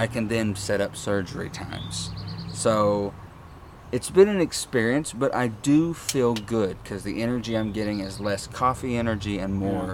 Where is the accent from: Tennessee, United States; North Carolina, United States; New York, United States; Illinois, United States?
Tennessee, United States; Morristown; we are from Morristown, Tennessee